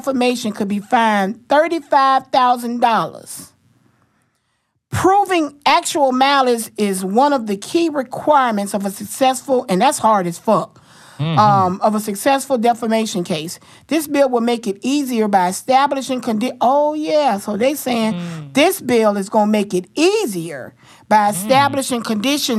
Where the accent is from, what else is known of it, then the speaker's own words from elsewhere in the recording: Florida, United States; I'm from Florida